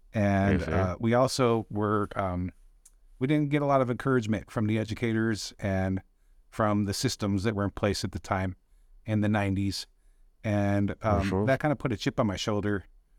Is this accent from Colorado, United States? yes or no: yes; Delta, Colorado, United States; So, I'm from Delta, Colorado, born and raised in Delta.